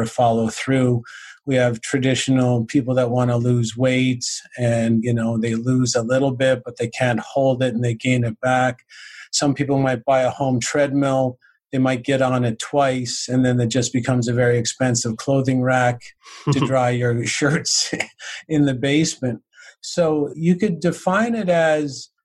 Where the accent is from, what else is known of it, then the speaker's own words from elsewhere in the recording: St. John's, Newfoundland and Labrador, Canada; now in Cornwall, Canada; I grew up in St. John's, Newfoundland, which is the east coast of Canada.